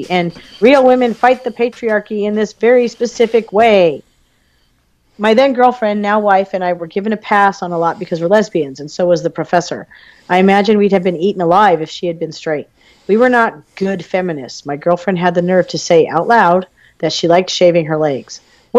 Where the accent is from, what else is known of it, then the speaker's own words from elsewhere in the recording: United States; I was raised in America during the tail end of the 20th century